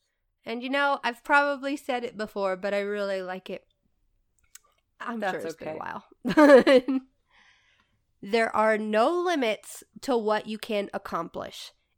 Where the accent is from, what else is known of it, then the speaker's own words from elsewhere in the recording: United States; We're just American.